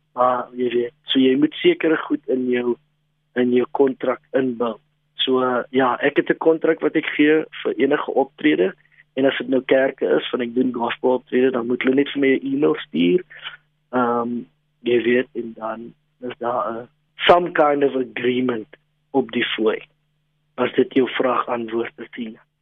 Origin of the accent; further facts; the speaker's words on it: Western Cape, South Africa; first language Afrikaans; my moedertaal is Afrikaans, grootgeword in die Kaap, 'n um, bietjie rondgetrek